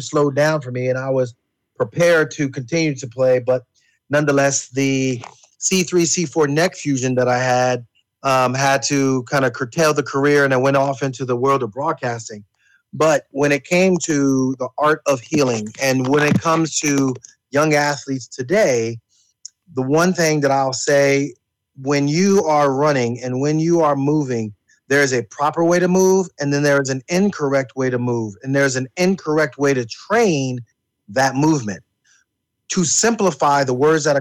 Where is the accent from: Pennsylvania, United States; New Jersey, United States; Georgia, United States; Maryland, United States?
Pennsylvania, United States; Wilkes-Barre; I was originally from Wilkes-Barre, Pennsylvania, other side of the state